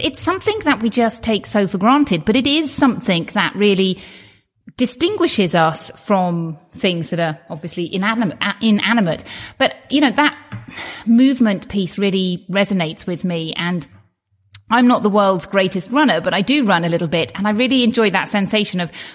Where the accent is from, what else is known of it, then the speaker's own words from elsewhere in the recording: United Kingdom; as a British person, we don't get health bills in the same way as you do in the United States